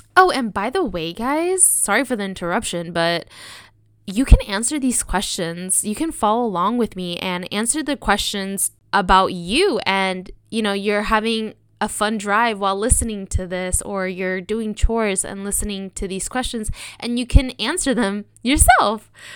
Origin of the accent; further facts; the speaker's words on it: Sonoma, California, United States; I grew up in Sonoma.